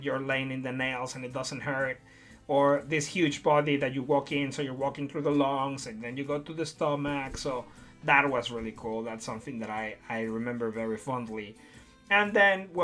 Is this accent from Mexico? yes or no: yes; Puerto Vallarta, Jalisco, Mexico; moved away; also born or lived in Mexico City; I moved from Mexico City to Puerto Vallarta when I was 8 going to 9